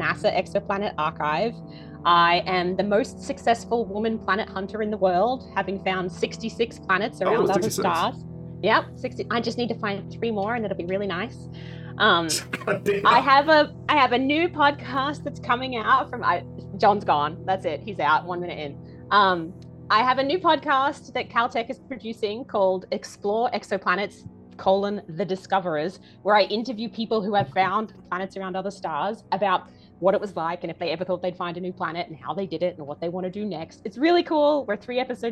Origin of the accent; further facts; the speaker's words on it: Australia; moved away as an adult; now in United States; I'm not American. I'm from Australia, but I've lived in America for 15 years